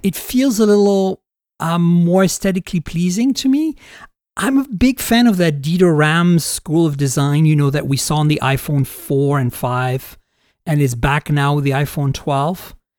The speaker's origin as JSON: {"language": "English", "country": "United States", "said": "as an American reviewer"}